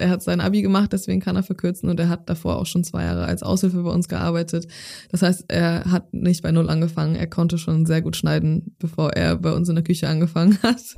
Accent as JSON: {"language": "German", "town": "Zeven", "region": "Lower Saxony", "country": "Germany", "tie": "born or raised there", "moved": "as an adult", "lives_now": "Hamburg, Germany", "said": "in Zefen in meiner Heimatstadt, wo ich groß geworden bin"}